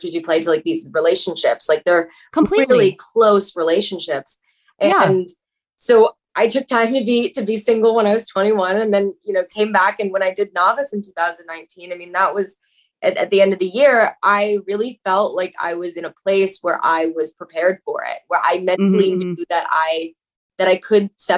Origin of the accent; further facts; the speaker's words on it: Atlanta, Georgia, United States; now in Los Angeles, United States; when I grew up in Atlanta, Georgia